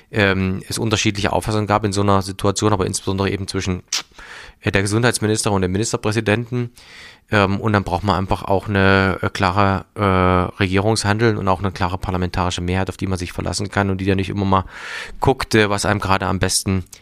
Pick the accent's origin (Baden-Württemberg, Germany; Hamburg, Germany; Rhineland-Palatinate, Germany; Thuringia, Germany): Thuringia, Germany; wir sind ja ein wirklich äh, kleines Bundesland, aber eins, das in der Mitte Deutschland liegt